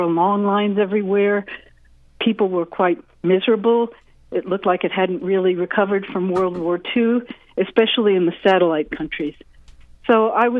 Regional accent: United States; I was born in the United States

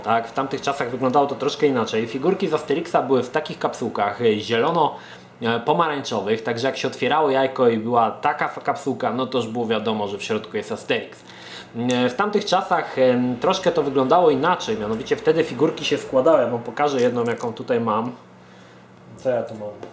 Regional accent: Poland

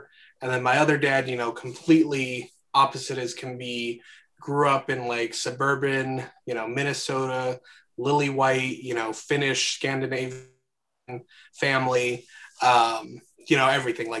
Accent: Guatemala; born there; Yeah, kind of my background, I guess I was born in Guatemala in the mid 90s.

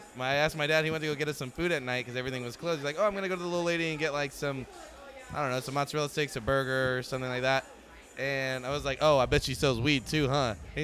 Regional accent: Tampa, Florida, United States; I grew up in Tampa, like in Temple Terrace, around that area

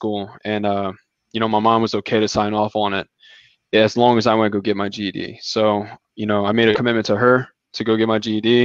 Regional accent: South Louisiana, United States; moved away as an adult; now in Houston, United States; I'm from South Louisiana

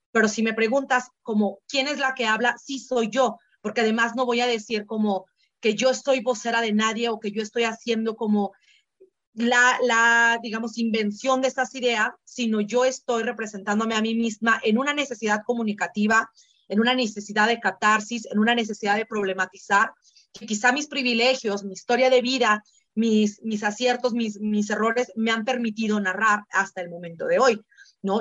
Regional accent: Oaxaca, Mexico; yo crecí en la ciudad de Oaxaca, soy migrante de primera generación, soy la primera nacida en la ciudad.

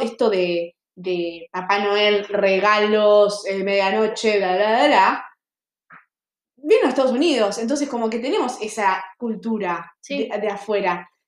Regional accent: Argentina

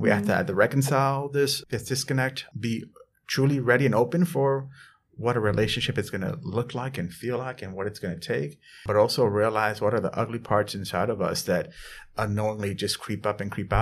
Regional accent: New York City, New York, United States; also born or lived in Edina, Minnesota / Vermont / Geneva, New York; growing up in the South Bronx as a Latino man

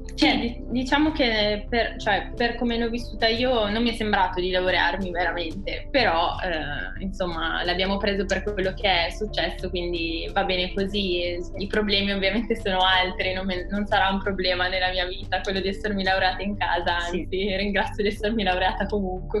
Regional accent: Piacenza, Emilia-Romagna, Italy; moved away as an adult; now in Bologna, Italy; Io sono di Piacenza

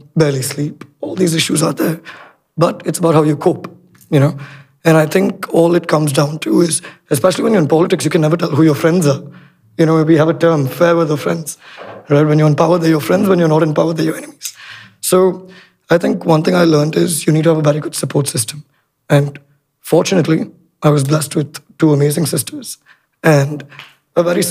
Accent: India; now in Sri Lanka; I grew up in India for a fair amount of time

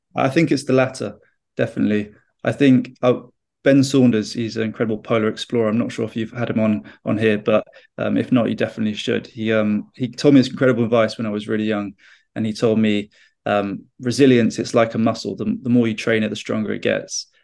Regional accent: United Kingdom; I'm a British explorer

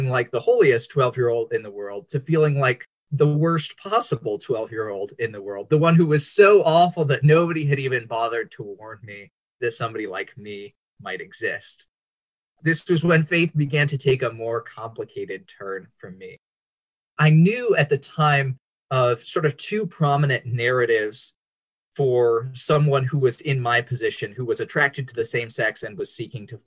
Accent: Bandung, West Java, Indonesia; I'm glad to be here with you guys today. And I grew up in Indonesia on the island of Java in the city of Bandung.

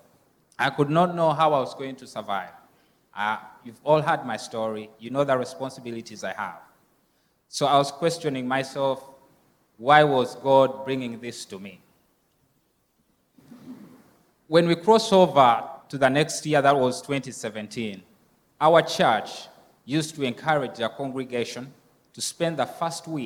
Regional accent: Uganda; moved away; the orphanage that I grew up from in Uganda

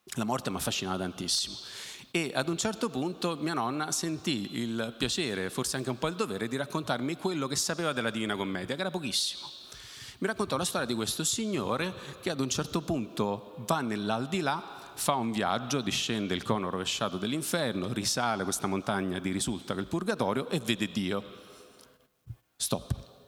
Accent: Naples, Campania, Italy; Io sono nato a Napoli

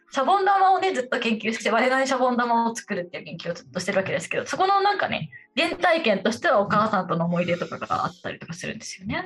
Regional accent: Japan; also born or lived in Tokyo; 東京生まれベッドタウン育ちなんで

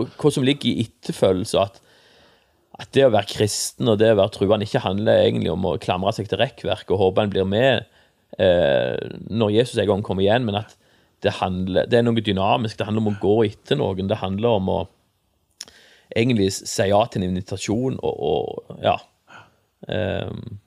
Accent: Egersund, Rogaland, Norway; also born or lived in Stavanger; now in Jæren, Norway; jeg er jo født i Stavanger, da, men jeg er vokst opp i Egersund

